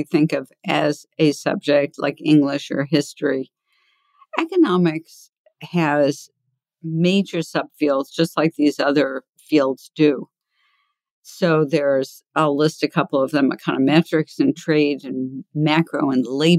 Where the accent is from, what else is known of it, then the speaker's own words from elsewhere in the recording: New York City, New York, United States; I grew up in the Bronx, and I grew up in an area that I wanted to escape from the time I was little